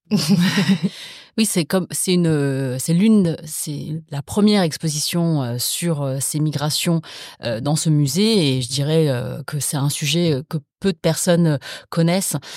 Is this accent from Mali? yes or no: no; France; les deuxièmes générations comme moi, c'est-à-dire nées sur le sol français